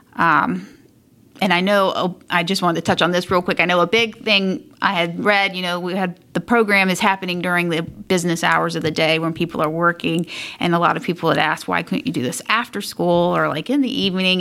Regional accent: South Carolina, United States; moved away as an adult; now in Indianapolis, United States; And so I'm originally from South Carolina

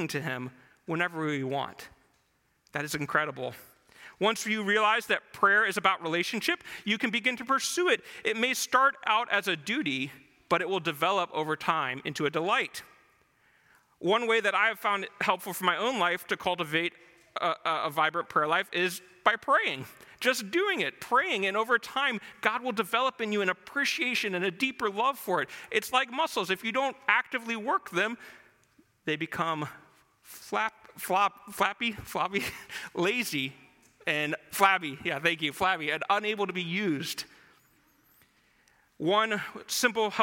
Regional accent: United States; we as American Christians

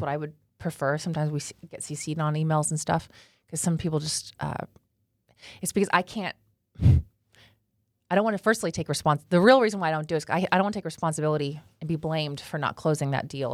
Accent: Los Angeles, California, United States; moved away as an adult; now in Dallas, United States; I was born in Los Angeles, California

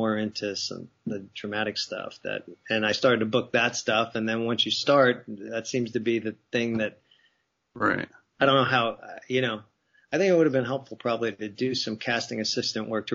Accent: New Jersey, United States; moved away as an adult; growing up in New Jersey, or on the East Coast

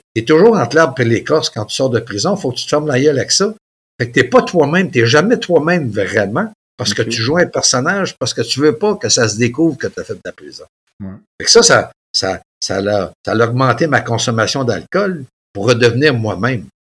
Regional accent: Mont-Joli, Quebec, Canada; Il y avait un gym chez nous, à Montjoly

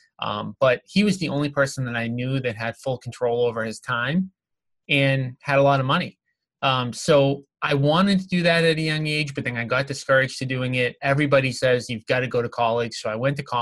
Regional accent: Revere, Massachusetts, United States; the town that I grew up in Revere, Massachusetts

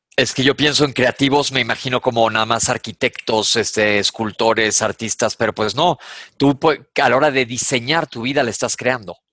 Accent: Mexico; Aquí en México decimos

